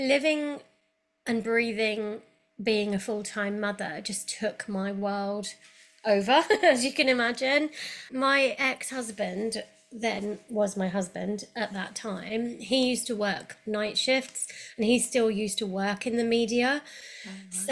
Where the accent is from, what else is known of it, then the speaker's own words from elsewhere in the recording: London, United Kingdom; moved away as an adult; now in Cirencester, United Kingdom; I'm a Londoner